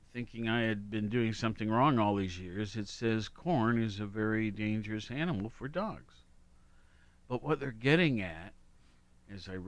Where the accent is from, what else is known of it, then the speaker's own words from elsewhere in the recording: Worthington, Ohio, United States; my home growing up in Worthington.